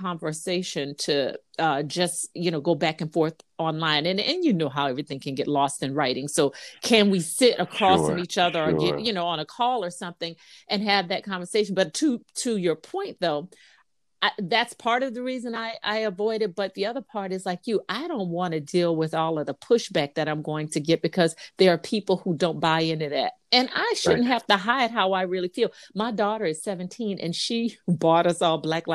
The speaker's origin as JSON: {"language": "English", "region": "Louisiana", "country": "United States", "moved": "yes", "lives_now": "South Carolina, United States", "said": "I'm from Louisiana"}